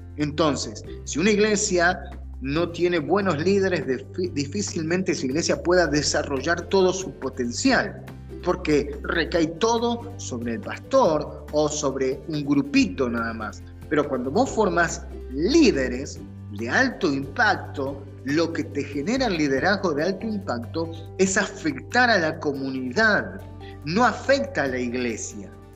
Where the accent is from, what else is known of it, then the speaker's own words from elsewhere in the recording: Argentina; now in United States; como decimos en Argentina